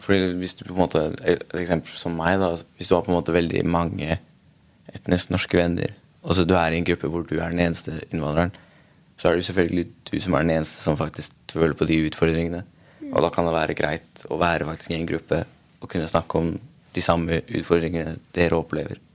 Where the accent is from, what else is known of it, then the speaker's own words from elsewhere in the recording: Norway; opprinnelig fra Afghanistan, men jeg ble født i Norge